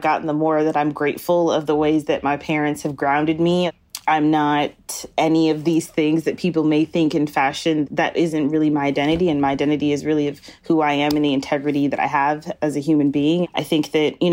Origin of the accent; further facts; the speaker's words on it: Wisconsin, United States; Like even in my hometown, I'm from Wisconsin